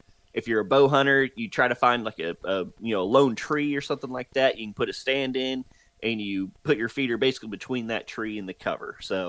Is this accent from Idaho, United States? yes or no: no; Texas, United States; also born or lived in Oklahoma; I'm originally from North Texas and then moved to Oklahoma.